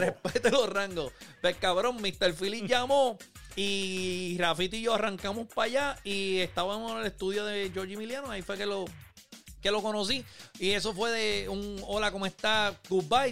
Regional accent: Manatí, Puerto Rico; moved away; Yo soy de Manatí

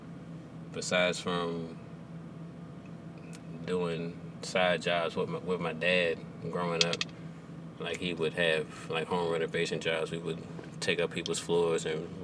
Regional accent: Clinton, Maryland, United States; also born or lived in Andrews Air Force Base, Maryland / Virginia Beach, Virginia; I spent my first 5 years there before moving to the southern part of Upper Marlboro, also known as Clinton

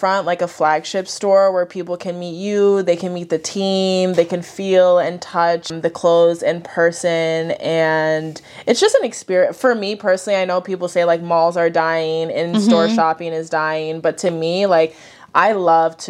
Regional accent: New York, United States; now in Connecticut, United States; Then I moved from New York to Connecticut, which was also hard for me. Mm-hmm. New York was and still is definitely my home.

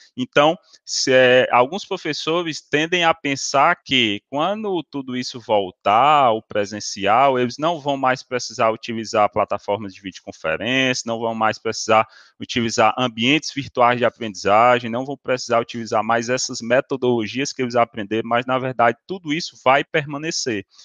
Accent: Ceará, Brazil; somos da mesma região, do Ceará

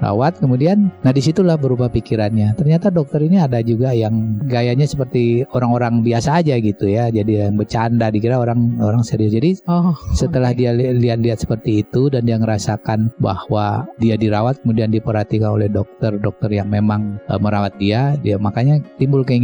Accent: Padang, West Sumatra, Indonesia; saya lahirnya di kota Padang ya kan, kemudian orang tua juga di Padang jadi saya nggak nggak keluar lah dari kota Padang

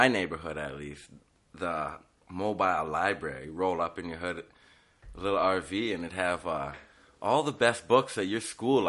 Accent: Edmonton, Alberta, Canada; born there; No, I was born in Edmonton, Alberta.

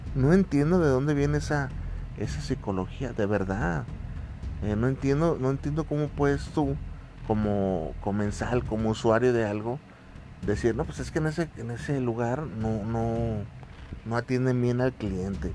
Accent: Mexico; nosotros como mexicanos

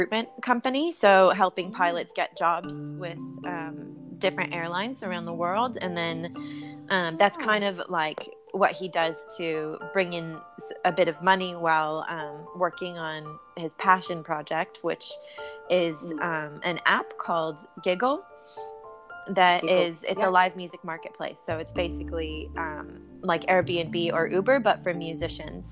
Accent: Sedona, Arizona, United States; moved away as an adult; now in Australia; growing up in Sedona

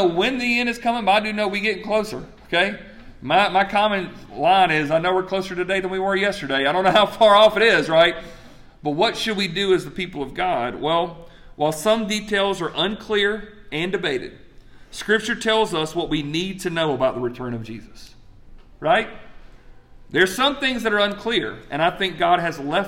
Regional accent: Greenwood, South Carolina, United States; I'm from Greenwood, South Carolina

